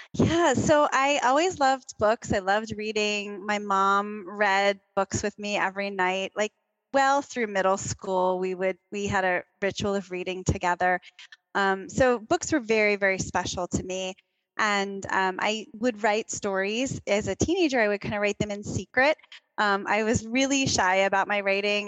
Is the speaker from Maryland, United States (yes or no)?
yes; Baltimore, Maryland, United States; I grew up in Baltimore